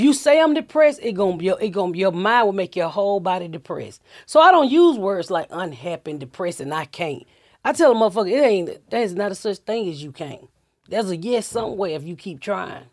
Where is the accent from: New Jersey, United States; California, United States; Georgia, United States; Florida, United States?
Georgia, United States; Atlanta; moved away; also born or lived in Indiana; I'm from Atlanta, so my husband just retired, and I was like, "Look, I'm ready to get the fuck out of Indiana. Let's go home."